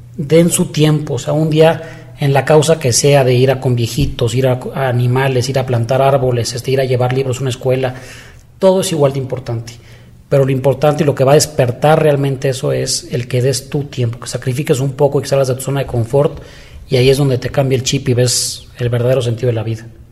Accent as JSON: {"language": "Spanish", "country": "Mexico", "said": "para mí es de los orgullos más grandes que podríamos tener como mexicanos"}